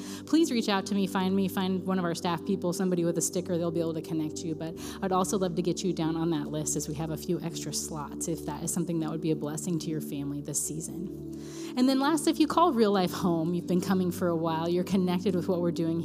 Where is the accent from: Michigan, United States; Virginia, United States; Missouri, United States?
Missouri, United States; Raytown; I'm from Raytown. I don't say y'all